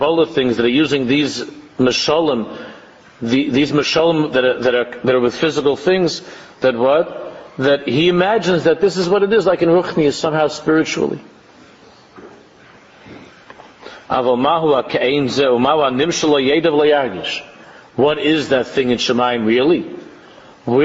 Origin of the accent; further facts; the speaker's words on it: United States; people like us, growing up in America